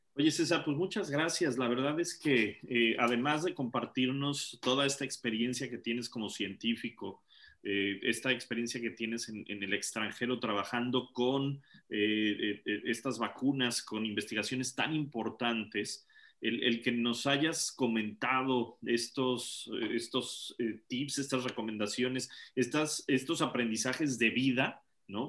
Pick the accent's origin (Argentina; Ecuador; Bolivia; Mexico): Mexico; moved away; somos mexicanos también residimos en el extranjero